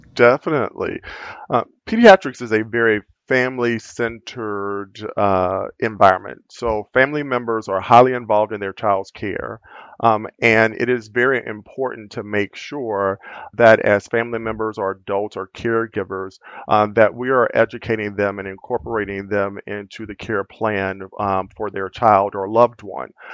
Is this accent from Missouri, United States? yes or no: no; Louisiana, United States; moved away as an adult; also born or lived in California; now in Minnesota, United States; I'm originally from Louisiana and still classify myself as being a southerner and a country boy, um, which is where I spent most of my life